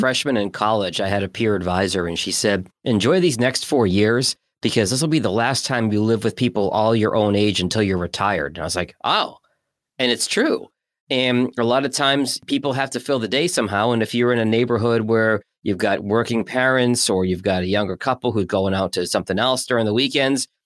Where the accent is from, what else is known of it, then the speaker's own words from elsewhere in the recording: Massachusetts, United States; now in Michigan, United States; I grew up in Massachusetts